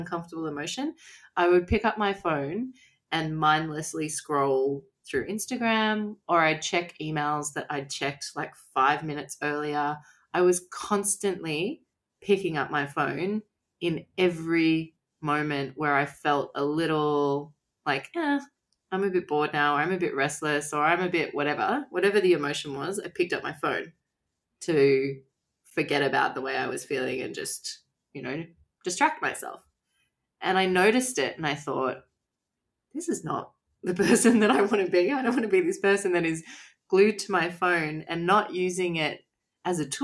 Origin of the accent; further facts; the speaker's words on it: Australia; I'm from Australia